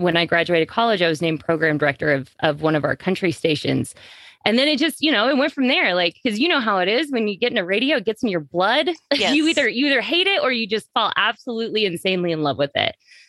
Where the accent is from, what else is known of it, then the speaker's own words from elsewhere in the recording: Hays, Kansas, United States; This was in Hayes, Kansas, my hometown.